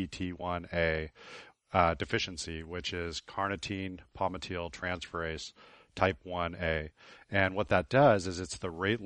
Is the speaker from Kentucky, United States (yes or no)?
no; Shiprock, New Mexico, United States; born there; I was born on the Navajo Reservation in Shiprock.